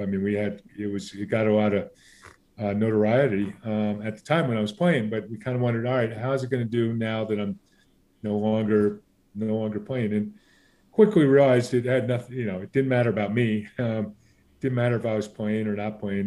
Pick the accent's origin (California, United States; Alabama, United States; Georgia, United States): California, United States; Southern; growing up in Southern California